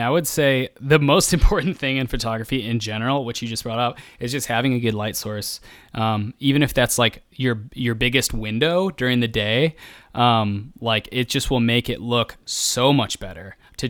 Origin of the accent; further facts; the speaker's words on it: Midwest, United States; It's cause I'm from the Midwest and I'm afraid of, like my backbone is made of like being meek and fearful.